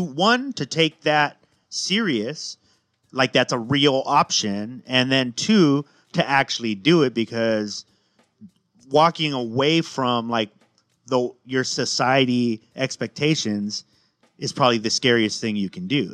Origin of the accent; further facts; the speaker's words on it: West Coast, United States; growing up on the West Coast